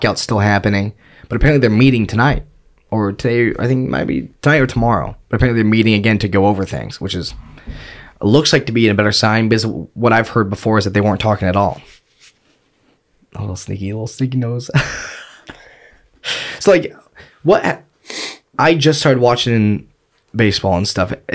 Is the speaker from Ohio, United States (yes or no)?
no; New York, United States; I'm from New York.